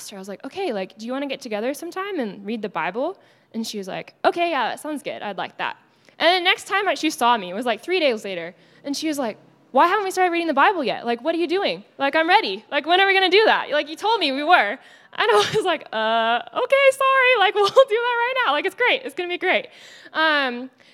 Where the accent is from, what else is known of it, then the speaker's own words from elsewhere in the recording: Texas, United States; accent: Texas; moved away as an adult; now in Los Angeles, United States; my Texas accent